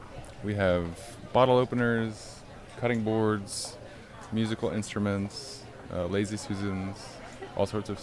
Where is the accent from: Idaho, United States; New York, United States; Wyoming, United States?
Wyoming, United States; now in Bloomington, United States; Originally, I'm from Wyoming. I am a transplant, but came here to teach art at IU for a few years